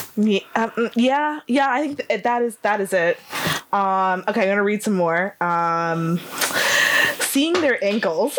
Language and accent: English; United States; now in Leeds, United Kingdom; I'm American